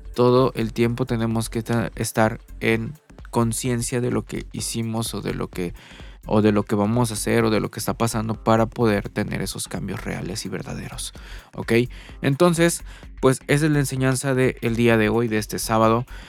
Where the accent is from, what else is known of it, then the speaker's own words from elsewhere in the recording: Mexico; aquí en mi país, México